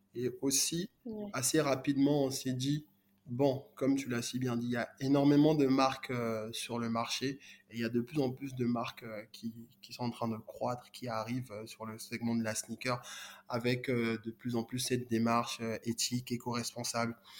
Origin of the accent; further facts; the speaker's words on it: Côte d’Ivoire; moved away; also born or lived in Congo; moi du Congo, mais j'ai grandi euh, en Côte d'Ivoire